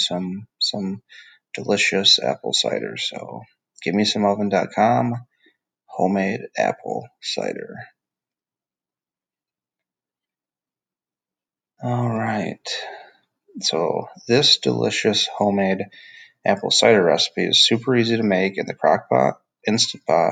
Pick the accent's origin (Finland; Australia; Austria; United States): United States; Michigan; now in Georgia, United States; I grew up in Michigan in the Midwest